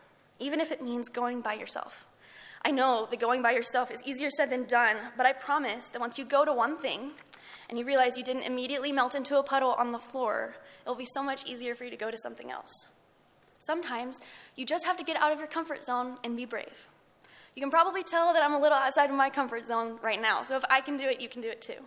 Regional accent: Lubbock, Texas, United States; I'm from Lubbock

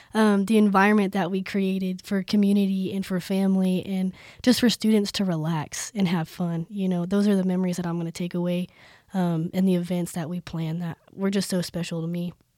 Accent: Plains, Texas, United States; moved away as an adult; now in Lubbock, United States; I'm from Plains, Texas.

